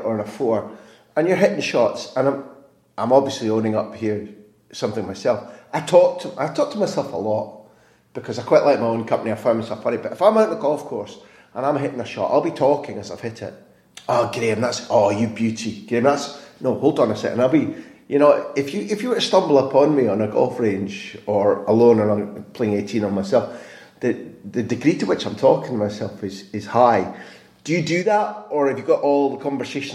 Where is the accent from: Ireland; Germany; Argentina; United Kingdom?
United Kingdom; Scotland; Growing up as a Scot